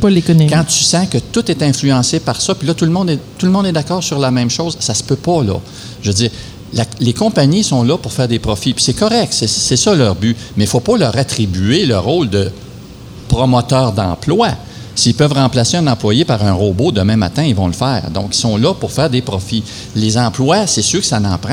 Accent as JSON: {"language": "French", "town": "Val-d'Or", "region": "Quebec", "country": "Canada", "tie": "born or raised there", "also_born_or_lived": "Rouyn-Noranda", "said": "J'étais de Val d'Or"}